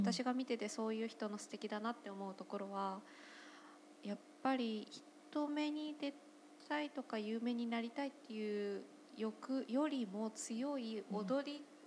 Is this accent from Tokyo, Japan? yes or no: yes; Monzen-nakacho, Tokyo, Japan; 門前仲町の方なので、私の地元